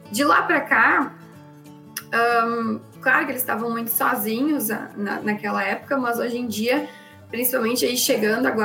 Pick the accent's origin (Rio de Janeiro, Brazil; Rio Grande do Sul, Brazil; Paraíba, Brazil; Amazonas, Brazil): Rio Grande do Sul, Brazil; Porto Alegre; Eu sou aqui de Porto Alegre